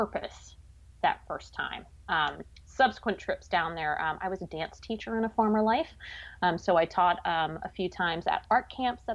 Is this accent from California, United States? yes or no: no; Pennsylvania, United States; I grew up in Pennsylvania.